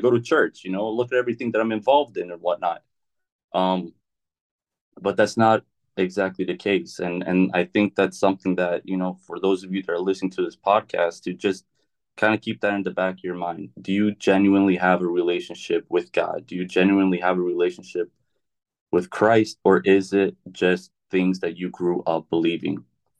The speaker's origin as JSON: {"language": "English", "region": "Carolina", "country": "United States", "tie": "born or raised there", "also_born_or_lived": "Chicago", "said": "I was born in Chicago. I moved to Carolina, I think, when I was like 6. I don't really remember too much of my childhood in Chicago."}